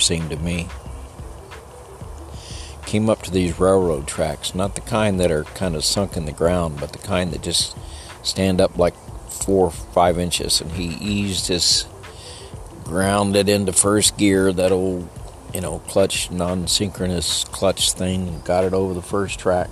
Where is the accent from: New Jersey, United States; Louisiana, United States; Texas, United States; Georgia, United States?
Texas, United States; El Paso; I was born in El Paso, down by the Rio Grande in the lower valley